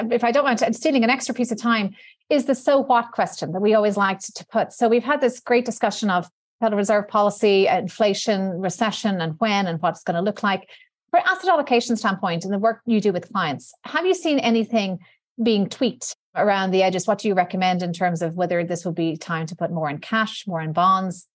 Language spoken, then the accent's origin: English; Ireland; we're both from Ireland